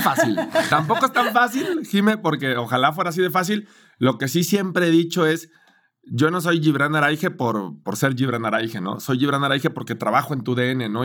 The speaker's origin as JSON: {"language": "Spanish", "town": "Guadalajara", "region": "Jalisco", "country": "Mexico", "moved": "as an adult", "lives_now": "Mexico City, Mexico", "said": "soy de Guadalajara"}